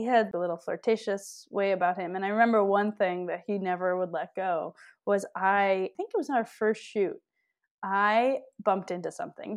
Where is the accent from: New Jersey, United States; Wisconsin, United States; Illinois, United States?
Wisconsin, United States; Milwaukee; I grew up in Milwaukee, Wisconsin